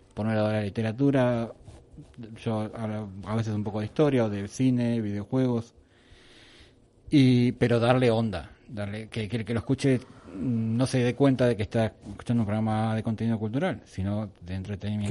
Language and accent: Spanish; Argentina; moved away as an adult; now in Spain; somos un país sudamericano